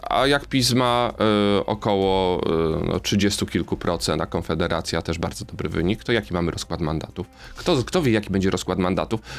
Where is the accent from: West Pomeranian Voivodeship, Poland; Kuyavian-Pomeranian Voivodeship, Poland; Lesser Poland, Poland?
Lesser Poland, Poland; Kraków; accent: Kraków/Galician; Jestem z Małopolski, wiem, z Galicji, wiem, z Krakowa. Wiem. Y, jestem z tego dumny, że, że mam taki akcent